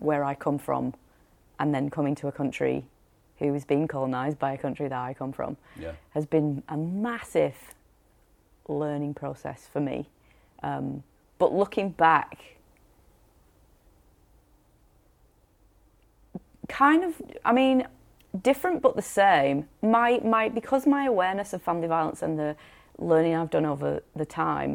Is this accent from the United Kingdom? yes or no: yes; Rochdale, North West England, United Kingdom; moved away as an adult; now in Queenstown, New Zealand; I was from Rochdale